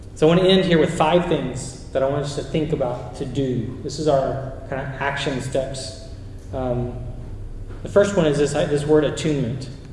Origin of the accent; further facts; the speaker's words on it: Chile; moved away; I grew up in Chile